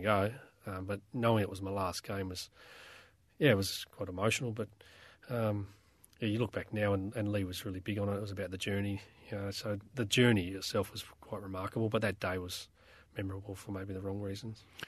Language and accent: English; South Australia, Australia; moved away; as a young kid growing up in South Australia